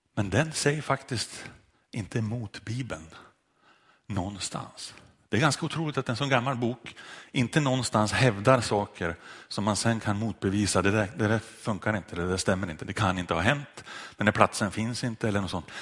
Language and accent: Swedish; Sundsvall, Västernorrland County, Sweden; strax utanför en kyrka i Sundsvall där jag växte upp